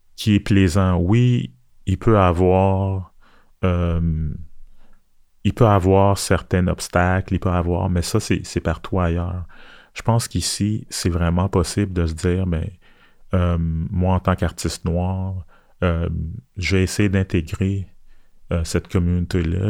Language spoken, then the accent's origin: French; Montreal, Quebec, Canada; also born or lived in Port-au-Prince, Haiti / Ottawa; j'ai grandi à Montréal